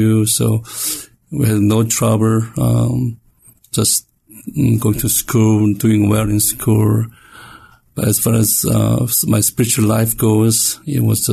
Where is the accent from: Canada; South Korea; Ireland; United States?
South Korea; moved away; I was born and raised in Korea